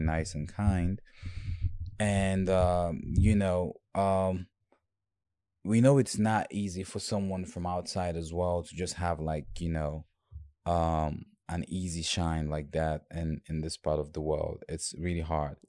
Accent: Bafoussam, West, Cameroon; also born or lived in Bamenda / Douala; now in United States; I was born in Bamenda, and I grew up in Bafoussam, which is the French part

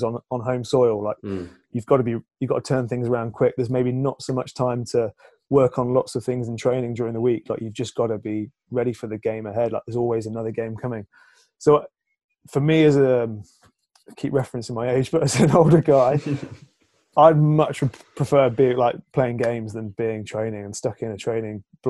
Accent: England, United Kingdom; as an Englishman

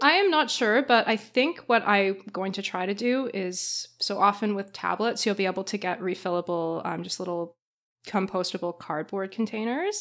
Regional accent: Canada; being Canadian's the worst

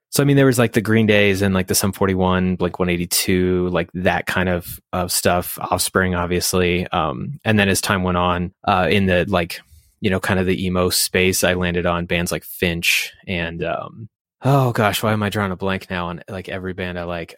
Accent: Fort Collins, Colorado, United States; now in Thornton, United States; I grew up in Fort Collins, actually, near the studio

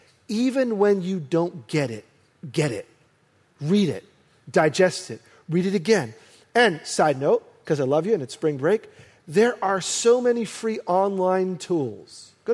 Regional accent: New York, United States; Carmen and I, we were born and raised in New York

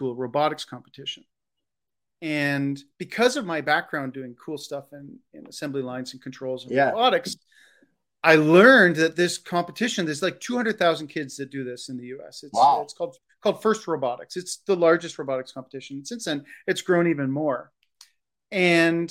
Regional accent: Canada; also born or lived in Ontario; I'm Canadian. I live in the province of Ontario

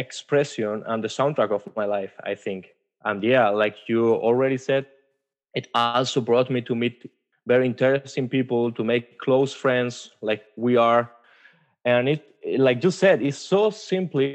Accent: Spain; moved away as an adult; now in Germany; I am from Spain, but I'm currently living in Germany for almost 4 years now.

